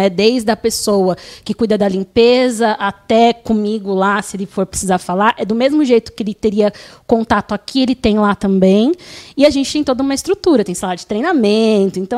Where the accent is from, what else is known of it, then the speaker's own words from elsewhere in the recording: São Paulo, Brazil; born there; como eu é, nasci aqui, né, no Tatuapé, na Plantec Tatuapé